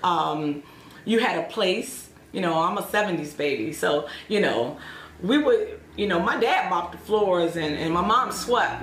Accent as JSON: {"language": "English", "town": "Chicago", "region": "Illinois", "country": "United States", "tie": "born or raised there", "also_born_or_lived": "Kennesaw, Georgia", "moved": "as an adult", "lives_now": "Aurora, United States"}